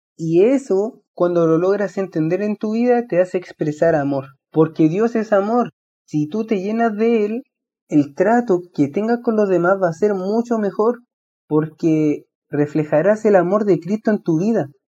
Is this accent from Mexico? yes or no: no; Valparaíso, Chile; soy de Chile, de la región de Valparaíso